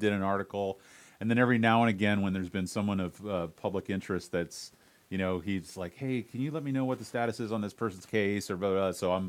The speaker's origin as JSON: {"language": "English", "town": "St. Petersburg", "region": "Florida", "country": "United States", "lives_now": "Tampa, United States", "said": "I'm from St. Pete"}